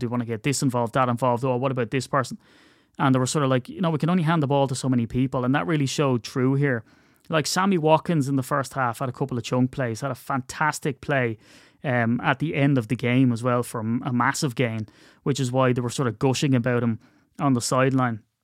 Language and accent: English; Ireland; as an Irishman